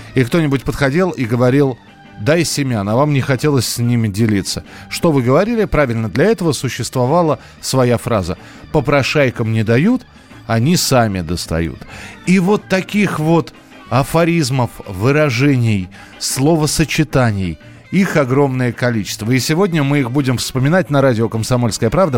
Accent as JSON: {"language": "Russian", "region": "Moscow", "country": "Russia", "said": "У нас в Москве"}